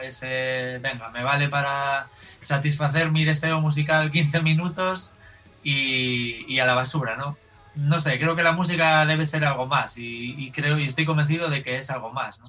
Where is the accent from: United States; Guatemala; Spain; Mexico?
Spain; Galicia; Yo soy gallego, eh, yo vivo en Galicia